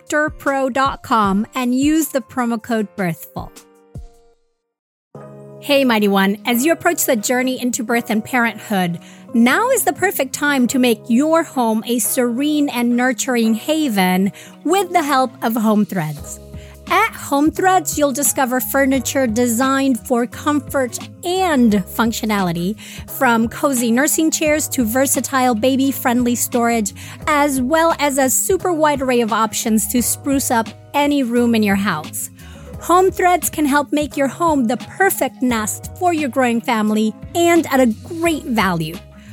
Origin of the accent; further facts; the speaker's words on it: Venezuela; now in New York, United States; Because I'm originally from Venezuela